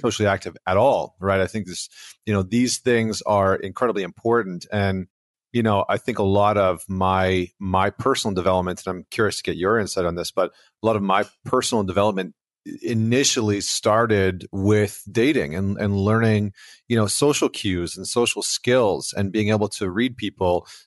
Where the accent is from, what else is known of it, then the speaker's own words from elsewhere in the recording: Alberta, Canada; I'm from Alberta, Canada